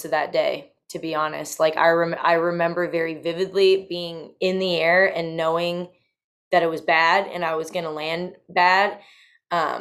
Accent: Bowmanville, Ontario, Canada; I'm from Bowmanville

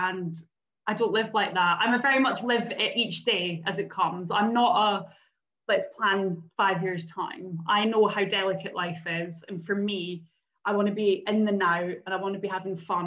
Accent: Scotland, United Kingdom; moved away as an adult; I moved away from Scotland just over 10 years ago

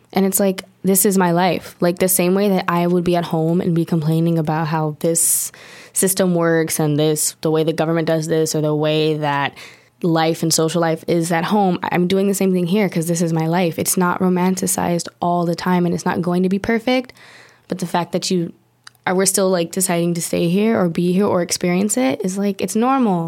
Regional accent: Long Beach, California, United States; moved away as an adult; now in Paris, France; I'm from Long Beach, California, born and raised

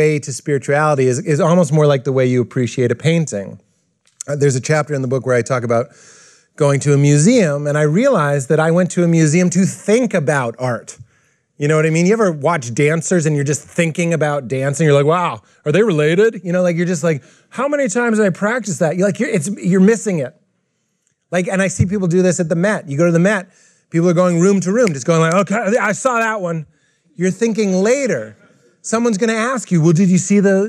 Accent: Boston, Massachusetts, United States; I'm from Boston, where white people are racist to other types of white people.

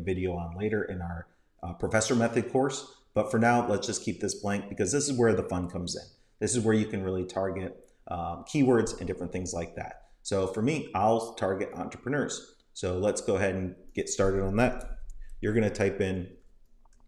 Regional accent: Tampa, Florida, United States; Tampa, Florida is where I'm from.

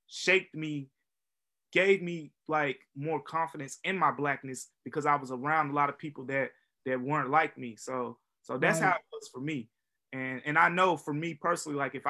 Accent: Memphis, Tennessee, United States; also born or lived in Philadelphia; from Memphis, Tennessee

